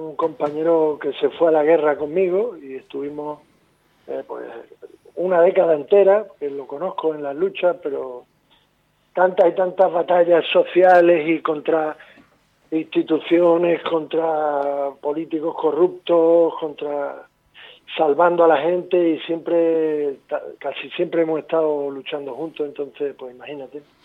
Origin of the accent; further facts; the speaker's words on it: Tenerife, Canary Islands, Spain; nosotros somos de Tenerife